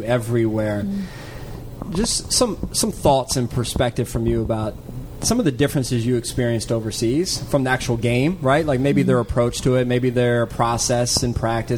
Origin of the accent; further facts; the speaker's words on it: the DMV area, United States; I'm a Maryland grad. I've grown up here in the area